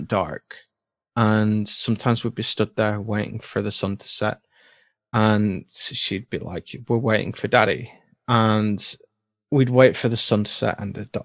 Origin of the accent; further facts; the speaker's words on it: United Kingdom; I'm British